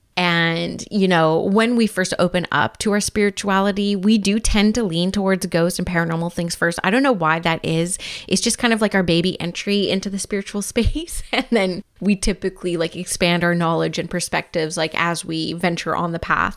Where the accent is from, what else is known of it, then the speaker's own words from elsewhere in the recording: Vancouver, British Columbia, Canada; now in Squamish, Canada; I grew up in Vancouver and, of course, live in Squamish now